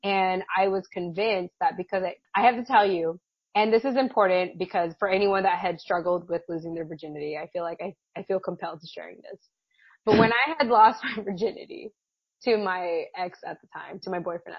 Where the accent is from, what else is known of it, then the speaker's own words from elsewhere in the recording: United States; I grew up Catholic, as many Filipino, you know, kids tend to, Filipino American children are, or tend to be raised up as. My parents were immigrants from the Philippines, and yeah, they were Catholic.